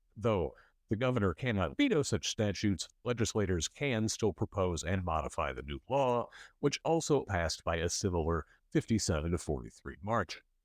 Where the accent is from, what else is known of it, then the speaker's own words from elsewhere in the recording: Michigan City, Indiana, United States; now in Bloomington, United States; In northwest Indiana, my hometown of Michigan City